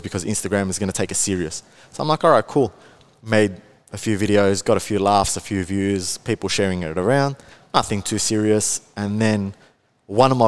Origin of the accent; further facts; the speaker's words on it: Melbourne, Victoria, Australia; I am from Melbourne. There is a very big misconception that I'm from Sydney. However, I'm not. I'm from Melbourne, the north side of Melbourne.